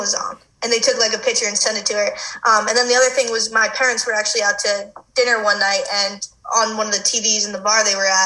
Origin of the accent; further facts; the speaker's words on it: Long Island, New York, United States; moved away as an adult; now in Boulder, United States; I grew up on Long Island